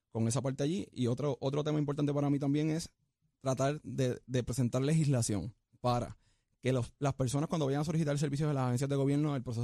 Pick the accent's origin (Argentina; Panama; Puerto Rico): Puerto Rico; Salinas; Yo vengo del municipio de Salinas, de la escuela de Carolín Bonilla.